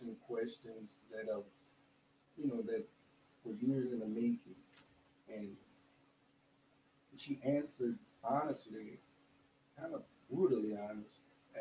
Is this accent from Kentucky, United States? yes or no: no; Louisiana, United States; accent: heavy Louisiana accent; moved away as an adult; now in Texas, United States; I'm from Louisiana, so I have this heavy Louisiana accent.